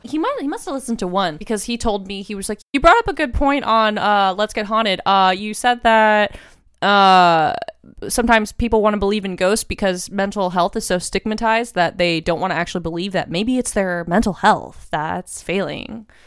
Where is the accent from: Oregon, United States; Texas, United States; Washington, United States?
Texas, United States; I grew up in Texas, and we had this woods across the street from our house